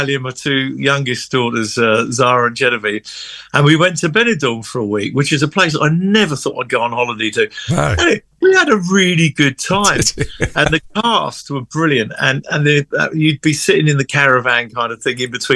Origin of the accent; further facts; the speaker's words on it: London, United Kingdom; first in my family from the Angel Islington to get one